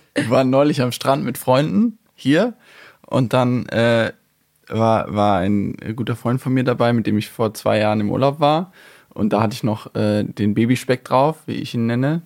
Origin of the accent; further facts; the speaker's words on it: North Rhine-Westphalia, Germany; ich bin natürlich in NRW zur Schule gegangen